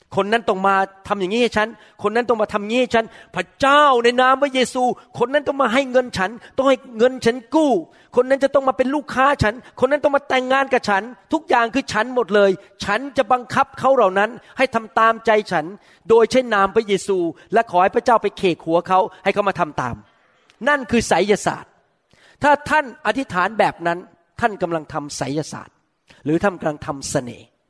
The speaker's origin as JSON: {"language": "Thai", "country": "Thailand", "said": "พวกเราคนไทย"}